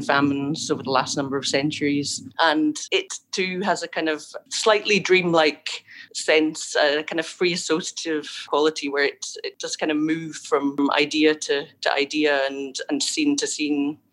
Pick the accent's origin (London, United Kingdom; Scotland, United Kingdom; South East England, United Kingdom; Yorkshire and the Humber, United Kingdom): Scotland, United Kingdom; moved away as an adult; also born or lived in Ireland; Originally, I'm from Scotland, and then I've been living in Ireland uh, since I was about 25